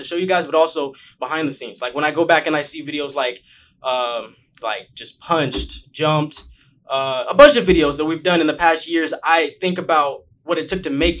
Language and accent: English; Bakersfield, California, United States; moved away as an adult; now in Los Angeles, United States; I came from Bakersfield. A lot of people don't know that I'm from Bakersfield, actually.